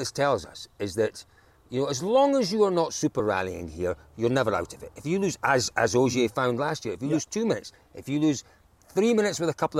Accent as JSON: {"language": "English", "region": "Scotland", "country": "United Kingdom", "said": "as a Scotsman"}